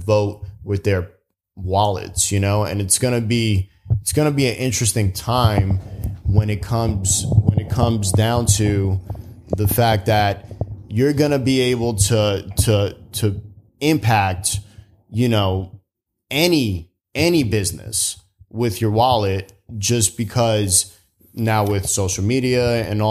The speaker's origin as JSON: {"language": "English", "town": "New York City", "region": "New York", "country": "United States", "tie": "born or raised there", "said": "I grew up in the Bronx"}